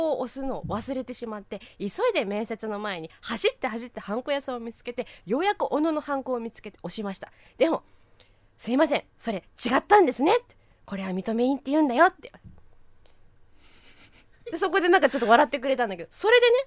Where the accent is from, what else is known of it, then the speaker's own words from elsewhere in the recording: Iwaki, Fukushima, Japan; moved away; あそうですお隣の福島県のいわき市出身です